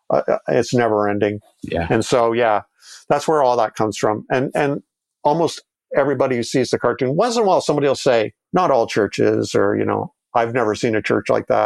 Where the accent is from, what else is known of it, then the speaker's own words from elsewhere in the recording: Canada; and we're all Canadian